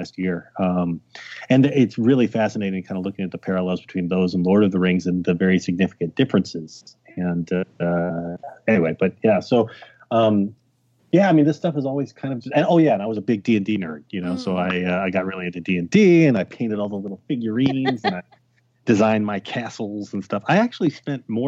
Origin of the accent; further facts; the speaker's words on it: Texas, United States; I grew up in Texas